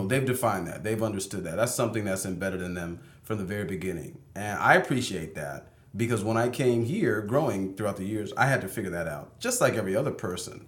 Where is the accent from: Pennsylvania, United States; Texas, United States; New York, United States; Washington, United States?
Washington, United States; Seattle; I was raised here